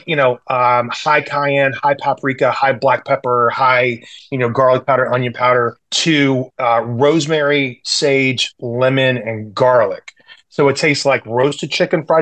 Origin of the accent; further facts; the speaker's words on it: the South, United States; moved away as an adult; now in San Francisco, United States; I grew up in the South. I had fried chicken in my baby bottle growing up.